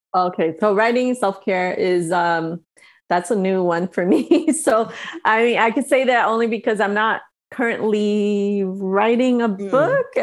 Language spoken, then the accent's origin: English; New York, United States; moved away as an adult; now in Los Angeles, United States; I've been here for so long and I still feel like I'm from New York